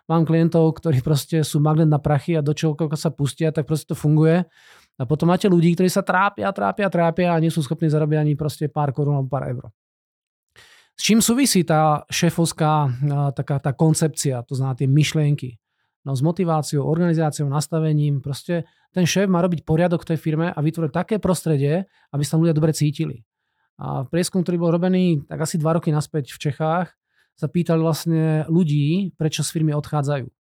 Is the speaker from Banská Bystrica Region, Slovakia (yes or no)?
yes; Banská Bystrica, Banská Bystrica Region, Slovakia; also born or lived in Brno; now in Czechia; ja som rodinný Brňák, aj keď hovorím slovenské, ale fakt som rodinný Brňák. Vyrastol som v Banskej Bystrici.